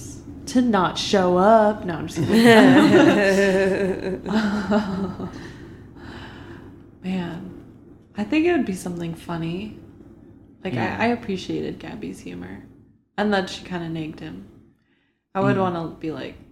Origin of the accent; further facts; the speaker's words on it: San Diego, California, United States; I grew up in San Diego